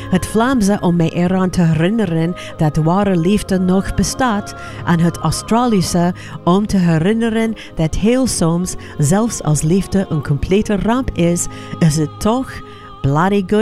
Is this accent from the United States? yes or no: yes; California, United States; Dutch is a second language; now in Belgium; ik uit Californië ben gekomen om met een man uit Limburg te trouwen